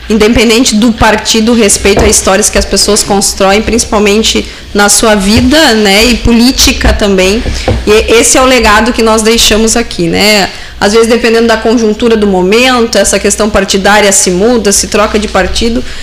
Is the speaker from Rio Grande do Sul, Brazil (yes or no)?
yes; Santa Maria, Rio Grande do Sul, Brazil; Ah, eu sou natural de Santa Maria ah. e a ah. minha irmã é de São Pedro do Sul, lá da região central.